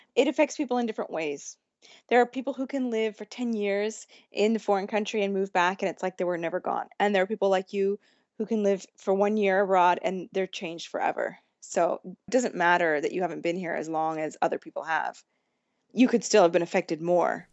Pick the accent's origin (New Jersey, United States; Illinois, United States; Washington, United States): Washington, United States; Mercer Island; moved away as an adult; now in Rome, Italy; the only time I've spent in my hometown since then